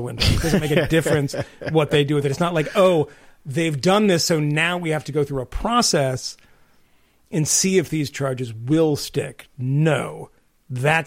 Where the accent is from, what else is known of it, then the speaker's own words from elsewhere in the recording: Massachusetts, United States; I grew up in Massachusetts